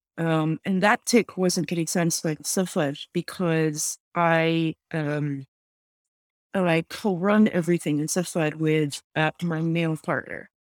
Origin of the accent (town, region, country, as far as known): Lebanon; born or raised there; now in Montreal, Canada